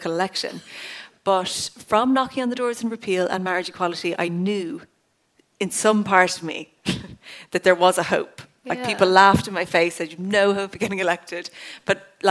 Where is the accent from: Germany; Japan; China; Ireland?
Ireland; County Cork; I'm from Cork Southwest, so it was one of the furthest constituencies from the Dáil